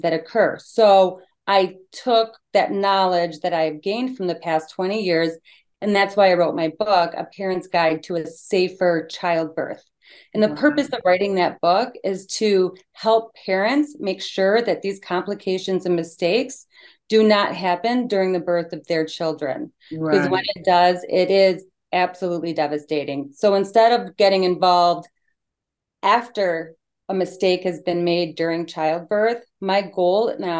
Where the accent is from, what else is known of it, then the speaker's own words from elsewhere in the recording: Michigan, United States; I'm from Michigan, and I have been an attorney for over 20 years